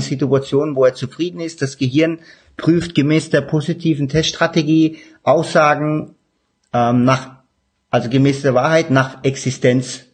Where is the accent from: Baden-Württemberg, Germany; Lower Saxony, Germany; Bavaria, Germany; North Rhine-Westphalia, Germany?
Baden-Württemberg, Germany; Stuttgart area; ich komme ja aus dem Stuttgarter Raum, bei uns sagt man nicht gelobt